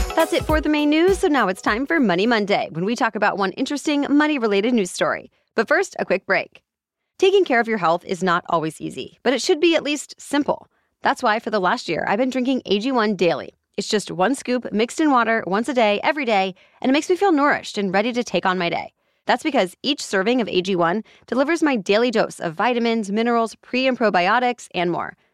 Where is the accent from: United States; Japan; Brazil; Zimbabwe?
United States; Kansas City; my hometown team, the Kansas City Chiefs